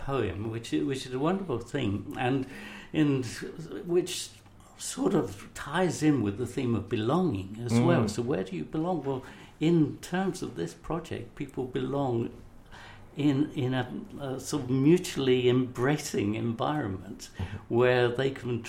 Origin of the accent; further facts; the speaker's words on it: Somers Town, London, United Kingdom; born there; I am from, well, you know, I was born up the road in Somers Town, for example.